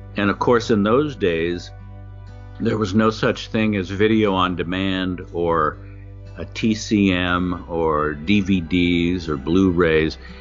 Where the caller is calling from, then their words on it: Los Angeles, California, United States; I'm calling from Studio City, California